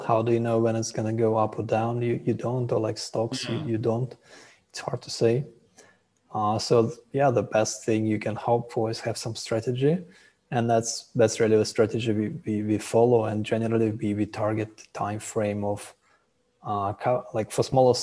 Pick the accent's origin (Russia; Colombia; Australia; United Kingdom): Russia; moved away as an adult; also born or lived in Israel / Haifa, Israel; now in Thailand; I was born in Russia, and then our family moved to Israel after I finished high school.